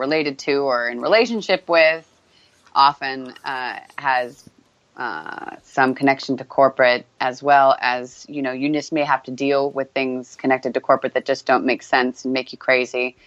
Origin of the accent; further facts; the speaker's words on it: California, United States; from California